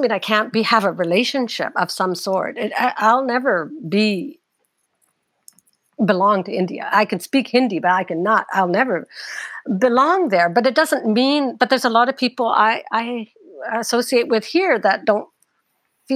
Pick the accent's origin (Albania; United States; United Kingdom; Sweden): United Kingdom; I know I'm British. I come from a British parents